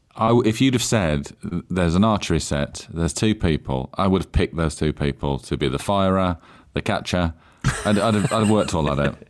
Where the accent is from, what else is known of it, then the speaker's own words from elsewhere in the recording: Cannock, West Midlands, United Kingdom; I'm from South Staffordshire. That's where I'm from. I'm from Cannock